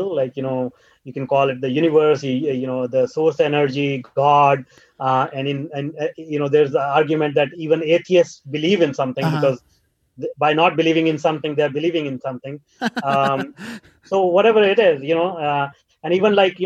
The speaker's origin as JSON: {"language": "English", "country": "India", "tie": "born or raised there", "moved": "as an adult", "lives_now": "North America", "said": "I grew up in India"}